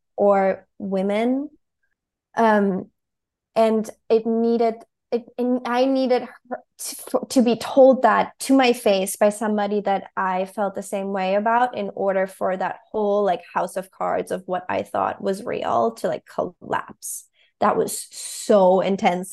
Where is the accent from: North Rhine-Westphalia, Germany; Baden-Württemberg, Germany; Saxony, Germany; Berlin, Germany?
Berlin, Germany; moved away as an adult; now in New York City, United States; I moved to New York City from Germany when I was twenty-two.